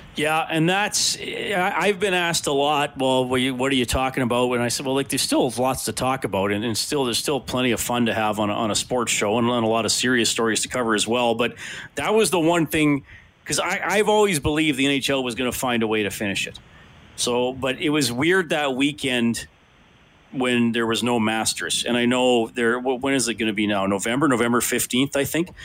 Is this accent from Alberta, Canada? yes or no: yes; Evansburg, Alberta, Canada; moved away; I'm from Evansburg